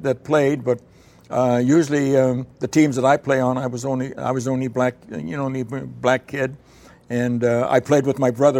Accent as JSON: {"language": "English", "town": "Fredericton", "region": "New Brunswick", "country": "Canada", "tie": "born or raised there", "moved": "as an adult", "said": "I was playing baseball in my hometown, Fredericton"}